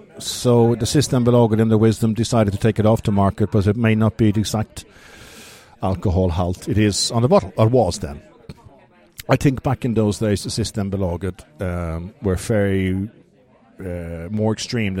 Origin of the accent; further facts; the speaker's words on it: Dublin, Leinster, Ireland; moved away as an adult; now in Uppsala, Sweden; I'm from Dublin. I've been working in and around beer since I was 14, 15, 16, Grand Hotel in Dublin